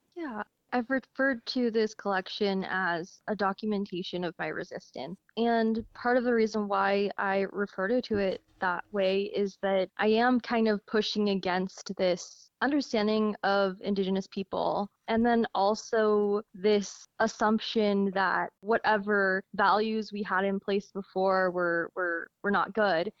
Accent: Logan, Utah, United States; growing up in Logan

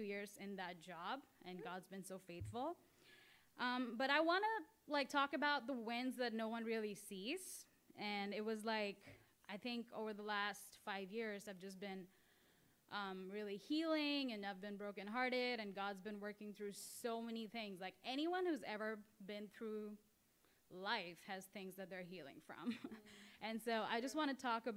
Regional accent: India; moved away as an adult; I'm literally like from India, I'm here on like student visa

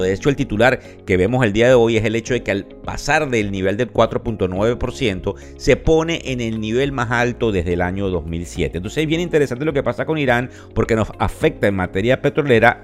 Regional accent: Venezuela; como venezolano

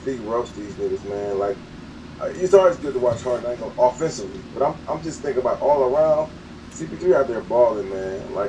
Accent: Cleveland, Ohio, United States; I'm from Cleveland

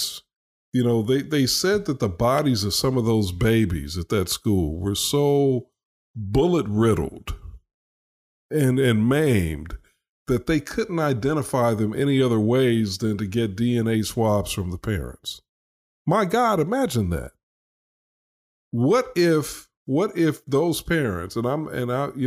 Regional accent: United States; as an American

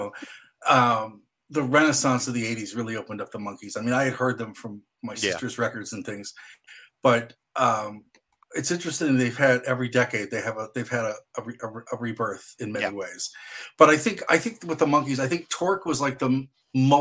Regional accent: Midwest, United States; me growing up in the Midwest, walking to a record store

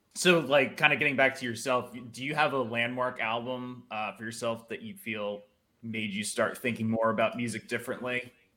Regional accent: New Jersey, United States; I'm from New Jersey originally

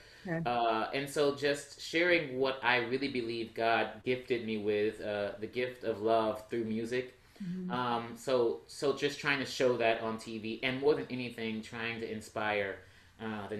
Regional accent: Texas, United States; I'm from Texas

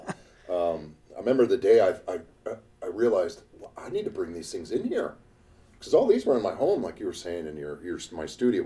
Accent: Alaska, United States; being born and raised in Alaska

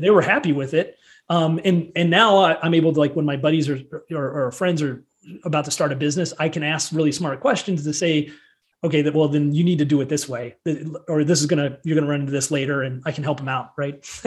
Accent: central Illinois, United States; moved away as an adult; also born or lived in Chicago, Illinois; now in Colorado, United States; I started my career in um, at a very young age in, in central Illinois. So I'm a Midwesterner, not not Chicago, like corn and soybeans, Illinois

